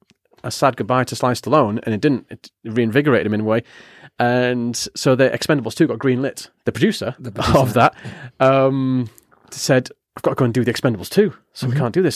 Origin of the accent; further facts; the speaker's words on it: Yarm, North East England, United Kingdom; He lives in Ingleby, Barwick, or Barwick, as we call it in Yarm. {S0} Yeah. {S2} And I'm from Yarm.